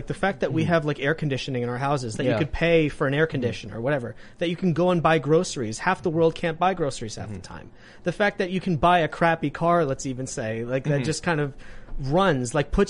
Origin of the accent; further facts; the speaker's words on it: United States; But I was born in America